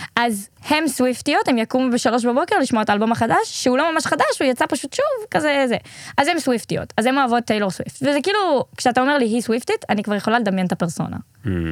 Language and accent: Hebrew; Israel; אנחנו ישראלים